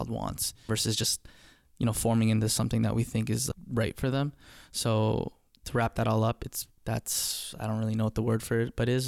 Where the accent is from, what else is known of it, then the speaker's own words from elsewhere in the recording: Philippines; now in Canada; Being Filipino is pretty awesome.